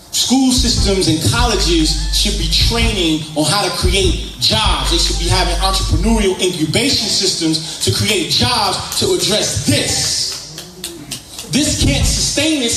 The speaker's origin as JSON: {"language": "English", "town": "New York City", "region": "New York", "country": "United States", "tie": "born or raised there", "moved": "yes", "lives_now": "Atlanta, United States", "said": "I grew up in New York in the Bronx."}